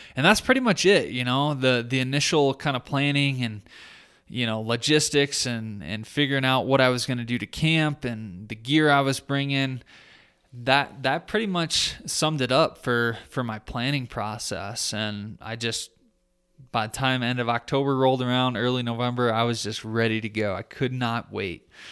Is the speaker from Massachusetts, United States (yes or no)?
no; Michigan, United States; my home state of Michigan